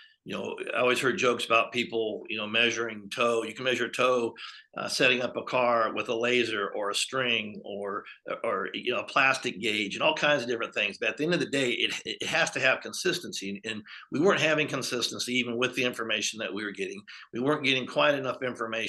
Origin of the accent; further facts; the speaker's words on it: Southern California, United States; moved away; also born or lived in Texas; I grew up in Southern California, born in 63